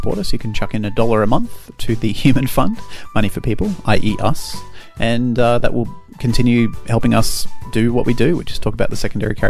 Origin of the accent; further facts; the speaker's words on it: Australia; We're Australian.